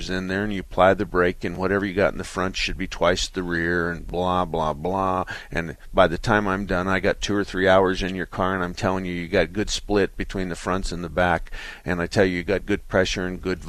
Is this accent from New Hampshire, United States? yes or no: no; Arizona, United States; us Arizona people, we talk like cowboys